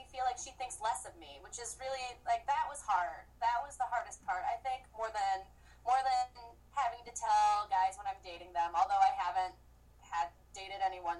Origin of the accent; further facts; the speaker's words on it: Midwest, United States; I'm from the Midwest